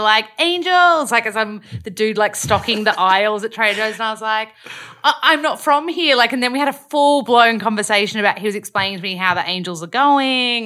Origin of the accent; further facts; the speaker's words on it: Australia; moved away as an adult; now in United States; for an Australian